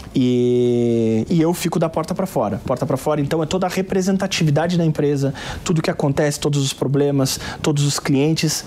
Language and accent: Portuguese; Pelotas, Rio Grande do Sul, Brazil; Pelotas, Rio Grande do Sul, é a minha cidade natal